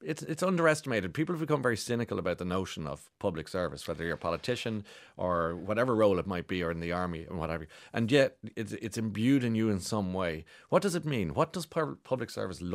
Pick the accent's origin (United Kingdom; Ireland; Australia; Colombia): Ireland; I'm proud Irishman